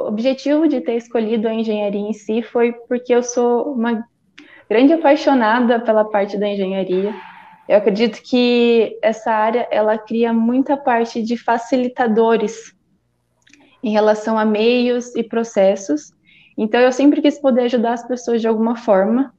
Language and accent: Portuguese; Valinhos, São Paulo, Brazil; eu tenho vinte e um anos, eu sou natural de Valinhos.